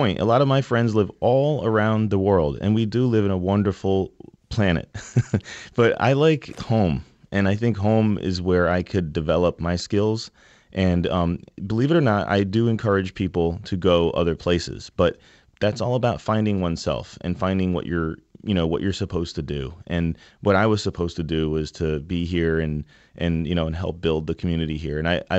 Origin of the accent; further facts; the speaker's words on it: New Haven, Connecticut, United States; So, my background and Christian's background is both from the same street. We grew up on Ellsworth Avenue in New Haven. We were born and bred and stayed here, you know, and we're really about, you know, creating experiences in New Haven